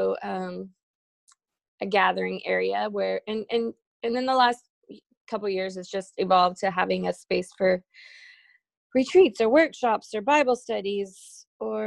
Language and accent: English; Round Top, Texas, United States; also born or lived in Houston, Texas; we lived in Houston